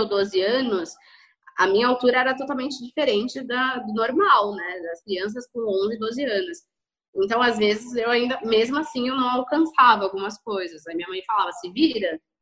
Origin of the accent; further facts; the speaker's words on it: São Paulo, Brazil; eu sou de São Paulo, capital